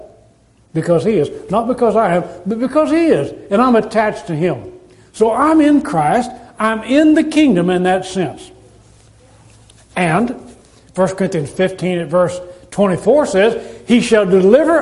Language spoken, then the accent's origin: English; United States; We are citizens of the United States of America